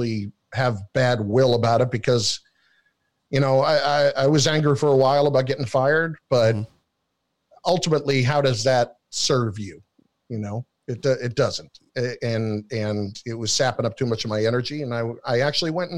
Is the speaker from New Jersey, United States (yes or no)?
yes; New Jersey, United States; I'm from New Jersey